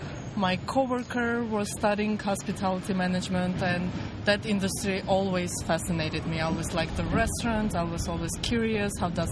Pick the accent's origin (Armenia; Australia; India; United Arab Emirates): Armenia; Yerevan; moved away as an adult; now in United States; I was born and raised in Yerevan. I went to school there. You know, I graduated from university over there.